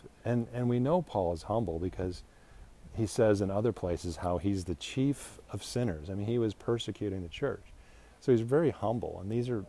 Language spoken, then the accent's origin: English; United States; I'm an American